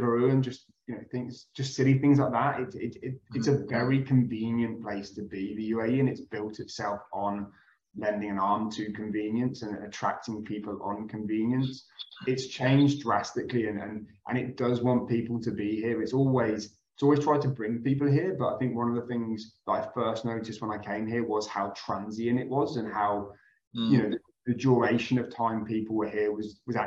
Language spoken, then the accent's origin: English; Midlands, United Kingdom; moved away as an adult; now in Dubai, United Arab Emirates; I'm originally from the country, for all intents and purposes, in the UK. I come from the very green hills of the Midlands in the UK.